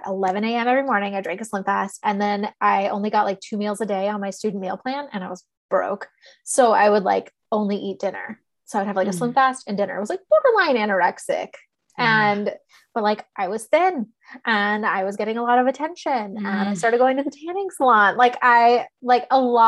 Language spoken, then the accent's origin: English; Texas, United States; I grew up in Texas